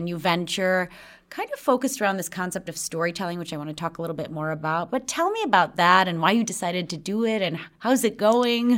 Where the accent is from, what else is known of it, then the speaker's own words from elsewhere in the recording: Chicago, Illinois, United States; now in Sweden; I grew up in Chicago from a young age